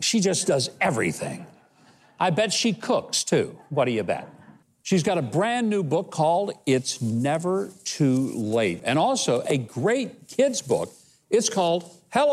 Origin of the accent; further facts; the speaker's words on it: the South, United States; I grew up in the South